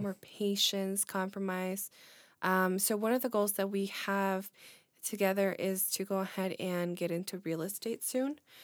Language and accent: English; Illinois, United States; we're from Illinois